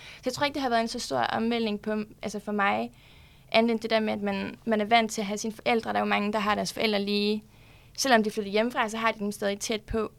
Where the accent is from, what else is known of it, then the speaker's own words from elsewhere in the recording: Broager, Southern Denmark, Denmark; moved away as an adult; now in Copenhagen, Denmark; Jeg kommer fra Sønderjylland, en lille by, der hedder Broager, ude fra Sønderborg